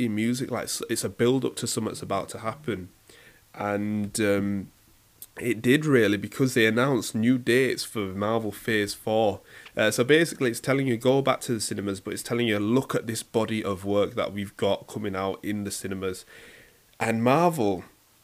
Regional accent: Leeds, Yorkshire and the Humber, United Kingdom; I'm a Yorkshireman

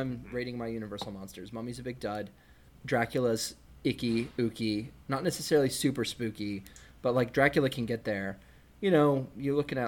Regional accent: Texas, United States; growing up in Texas in the 2000s and 90s

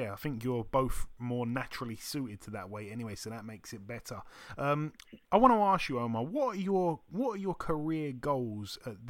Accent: United Kingdom; especially as a Brit, staying up and watching that.

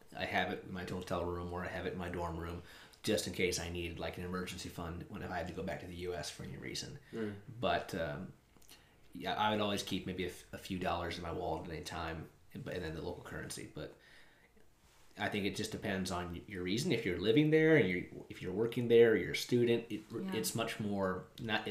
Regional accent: United States; moved away; also born or lived in China; I'm an American citizen

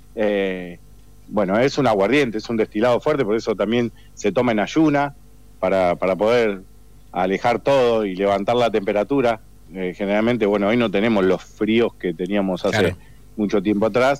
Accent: Argentina; de las pocas costumbres que nos quedan como argentinos

